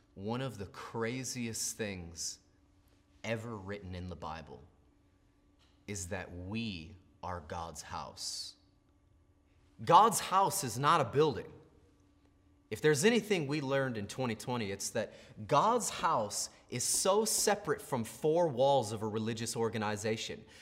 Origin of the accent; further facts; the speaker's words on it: United States; what I grew up with in America